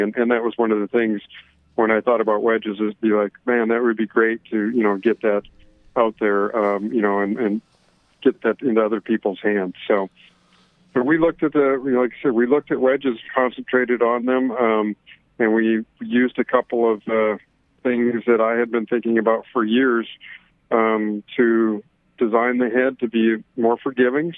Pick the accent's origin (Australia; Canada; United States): Canada; moved away; I'm originally from Canada